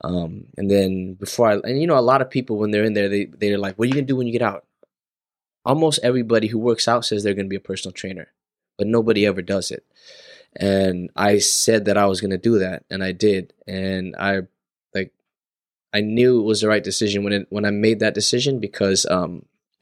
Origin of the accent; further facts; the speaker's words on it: Los Angeles, California, United States; I'm from LA, born and raised in SoCal